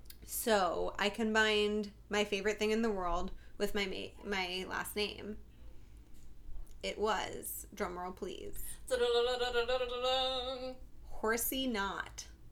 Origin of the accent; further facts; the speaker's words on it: Florida, United States; I grew up in Florida